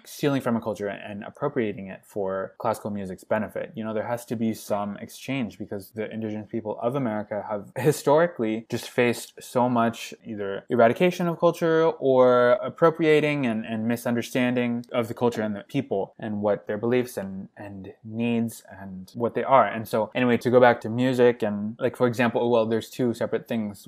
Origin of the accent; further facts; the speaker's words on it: United States; first language English; now in Montreal, Canada; I never realized how American I was, even though i had never really thought of myself as Western American by nature, by upbringing